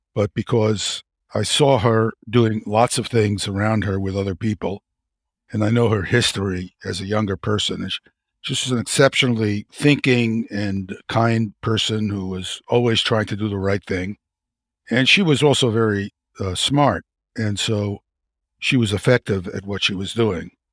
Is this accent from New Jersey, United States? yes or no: no; New York City, New York, United States; I grew up in Brooklyn, New York